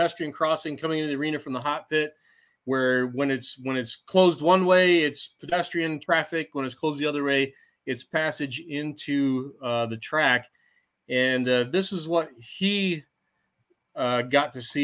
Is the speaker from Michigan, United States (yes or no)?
yes; Armada, Michigan, United States; it's my hometown fair